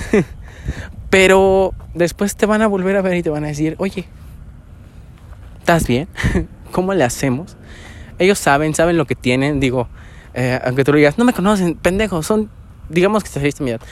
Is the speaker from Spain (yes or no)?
no; Mexico; Ah, soy mexicano.